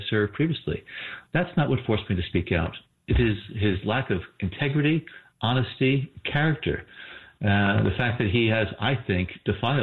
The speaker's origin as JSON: {"language": "English", "region": "New Jersey", "country": "United States", "tie": "born or raised there", "said": "I was just a kid growing up in New Jersey from a blue collar family."}